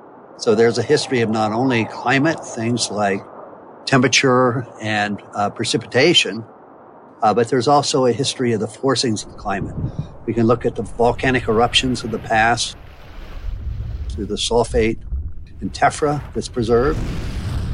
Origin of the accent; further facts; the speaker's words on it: West Virginia, United States; moved away as an adult; also born or lived in Ohio; I grew up in West Virginia